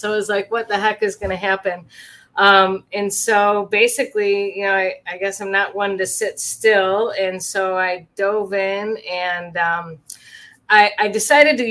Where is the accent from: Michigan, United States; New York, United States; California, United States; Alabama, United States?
Michigan, United States; moved away as an adult; I'm back to where I grew up in Michigan